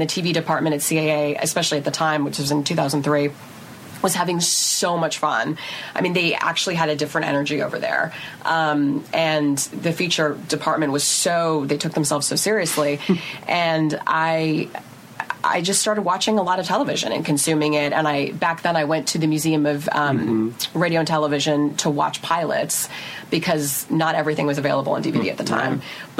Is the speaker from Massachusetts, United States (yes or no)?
no; Seattle, Washington, United States; born or raised there